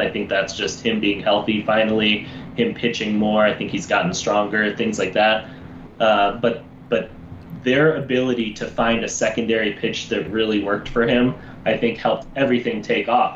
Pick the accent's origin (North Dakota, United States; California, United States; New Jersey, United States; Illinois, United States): Illinois, United States; Chicago; I am a Chicagoan. I live on the north side of Chicago